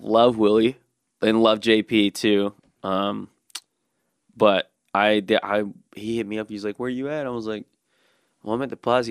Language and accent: English; Birmingham, Alabama, United States; also born or lived in Dothan, Alabama; growing up in Birmingham without a skate park for so long